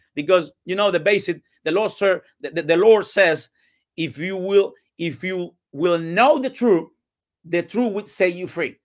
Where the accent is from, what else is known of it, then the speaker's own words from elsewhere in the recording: Cuba; English is a second language; moved away as an adult; now in Tampa, United States; I, I was born and raised in Cuba